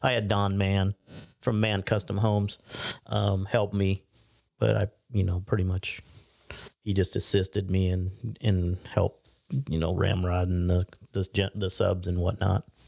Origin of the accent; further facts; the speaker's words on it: Pender, Nebraska, United States; moved away; I even went back to, uh, my hometown, Pender